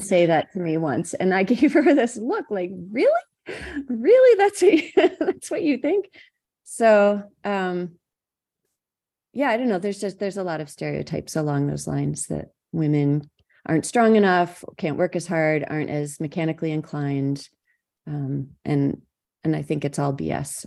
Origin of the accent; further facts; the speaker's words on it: Madison County, New York, United States; I grew up in Madison County, New York, so I was surrounded by farms